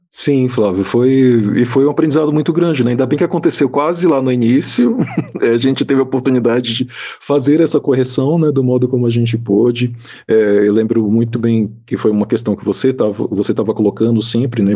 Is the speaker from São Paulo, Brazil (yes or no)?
no; Salvador, Bahia, Brazil; um bairro da cidade de Salvador, é a cidade de onde eu sou também, né, então conheço bastante aquele bairro